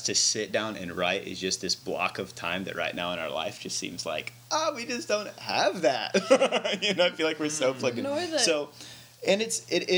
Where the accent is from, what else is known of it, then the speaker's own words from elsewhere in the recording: Branson, Missouri, United States; moved away as an adult; also born or lived in Sydney, Australia; now in Palatka, United States; growing up in Branson